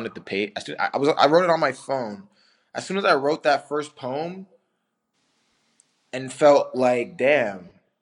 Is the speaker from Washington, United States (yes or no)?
no; Ottawa, Kansas, United States; also born or lived in Wichita; I'm from Ottawa